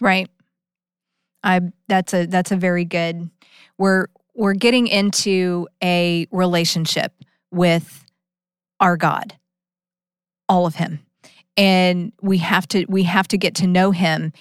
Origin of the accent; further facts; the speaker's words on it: Austin, Texas, United States; I grew up in Austin